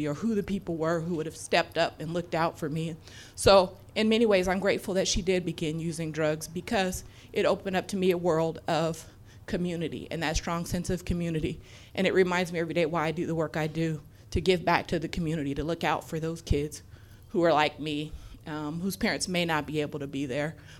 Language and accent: English; Portland, Oregon, United States; I was born in North Northeast Portland.